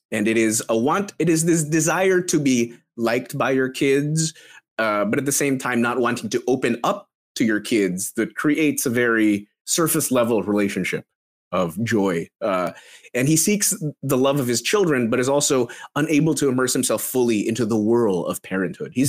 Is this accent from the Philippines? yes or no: yes; Philippines; you fools! I'm Filipino.